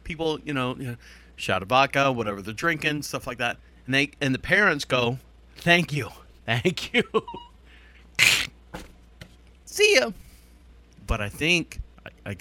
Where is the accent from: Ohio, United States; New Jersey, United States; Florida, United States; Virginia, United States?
Florida, United States; Orlando; I'm born and raised in Orlando